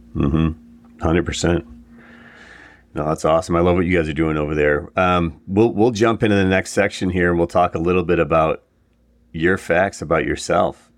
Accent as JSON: {"language": "English", "town": "Buffalo", "region": "New York", "country": "United States", "tie": "born or raised there", "moved": "as an adult", "said": "I grew up in Buffalo area, that's where I'm from, and it, you know, first twenty years of my life"}